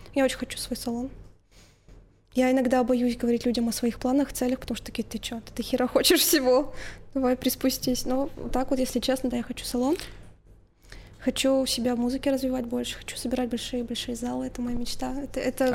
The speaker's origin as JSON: {"language": "Russian", "town": "Tutayev", "region": "Yaroslavl Oblast", "country": "Russia", "moved": "as an adult", "lives_now": "Yaroslavl, Russia", "said": "Я же из а, Тутаев"}